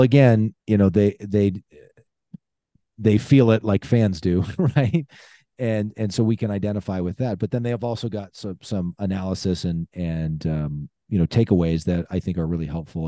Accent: Lincoln, Nebraska, United States; moved away; I grew up in Lincoln, born and raised, uh, don't currently live there. I live out of state

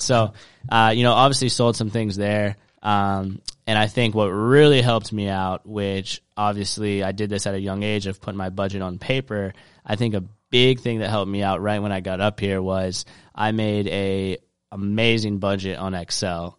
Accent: Charleston, South Carolina, United States; I grew up in Charleston, South Carolina

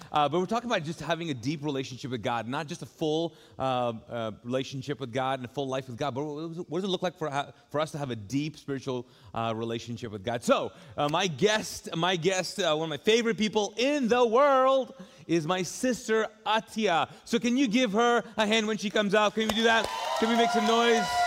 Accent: Kuwait; now in Charlotte, United States; growing up in uh, Kuwait. Mm -hmm. uh, so mm-hmm. that's where we grew up. We're Pakistani. We speak Urdu.

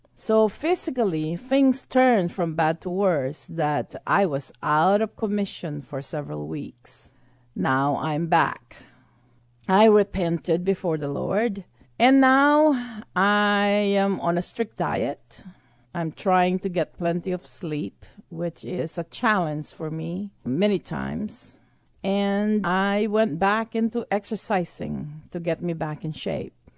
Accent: Texas, United States; being a Texan

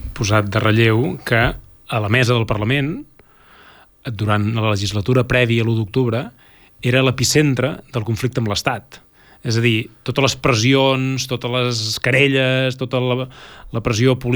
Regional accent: Catalonia, Spain; nosaltres, eh, com a catalans, com a independentistes, com a eh, ciutadans, eh, tenim una institució que ens ha de representar

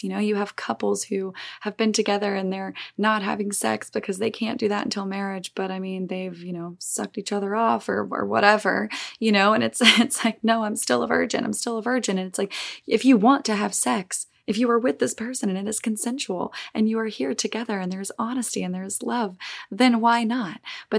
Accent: Olive Branch, Mississippi, United States; in my hometown in Olive Branch, Mississippi

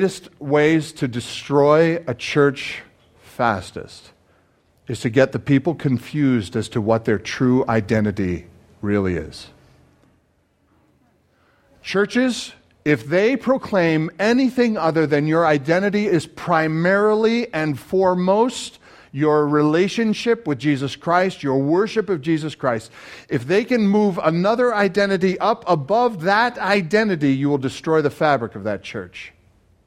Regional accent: Canada; now in United States; You are looking at a Canadian citizen.

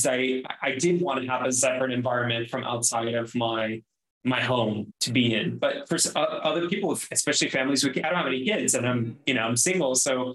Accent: Miami, Florida, United States; moved away; I'm from Miami

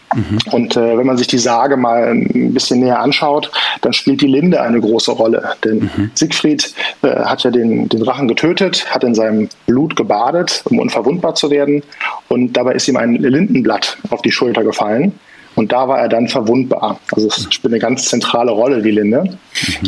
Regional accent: Bonn region, North Rhine-Westphalia, Germany; wir kommen aus dem Rheinland oder hier aus der Bonner Region

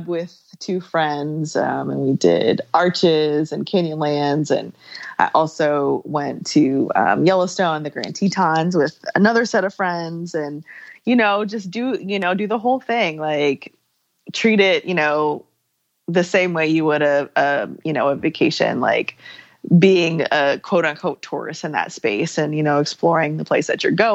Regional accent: Germany; moved away; I grew up in Germany

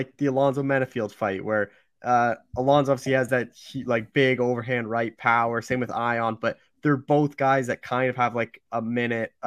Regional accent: Canada; my fellow Canadian

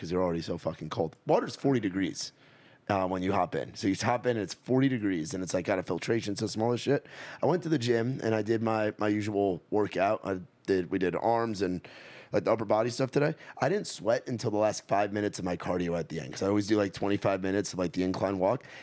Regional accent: New York, United States; moved away; I'm from New York

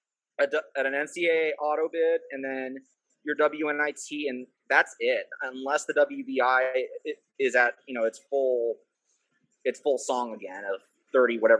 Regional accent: Delaware, United States; I grew up in Delaware

